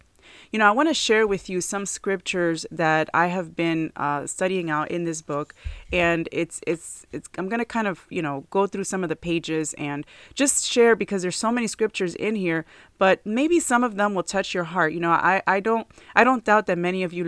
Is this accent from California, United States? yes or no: no; New Jersey, United States; moved away; So they earned even less than they did up in where we came from New Jersey. So it was really kind of like really more difficult when we moved down here for a while.